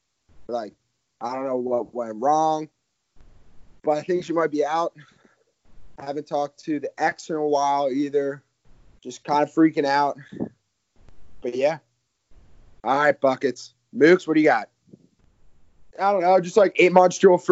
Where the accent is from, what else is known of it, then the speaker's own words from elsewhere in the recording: West Chester, Pennsylvania, United States; Barnes and I are both from Westchester